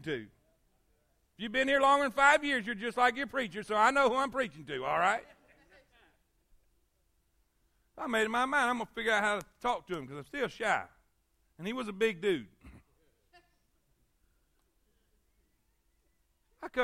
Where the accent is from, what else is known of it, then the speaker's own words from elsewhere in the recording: the South, United States; I came from the South.